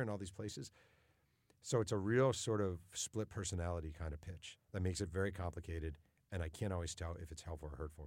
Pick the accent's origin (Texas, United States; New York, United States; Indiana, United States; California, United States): New York, United States; I grew up in New York